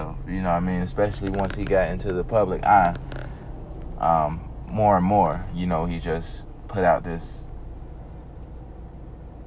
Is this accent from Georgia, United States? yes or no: yes; the South, Georgia, United States; I'm from the South, as you can probably tell. I'm from the South. I'm down here in Georgia